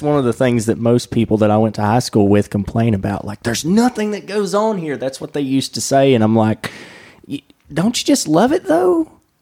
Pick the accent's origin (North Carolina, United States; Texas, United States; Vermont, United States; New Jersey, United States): North Carolina, United States; Wilkesboro; accent: southern; the former Journal Patriot here in my hometown, which is now known as Masthead